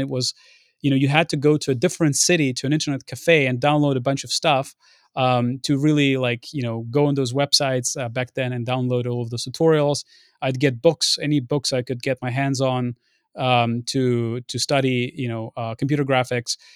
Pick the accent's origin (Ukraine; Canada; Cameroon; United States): Ukraine; moved away; also born or lived in Lviv, Ukraine; I was born in Lviv, but we were living in, um, in, in a city next to Belarus back in the day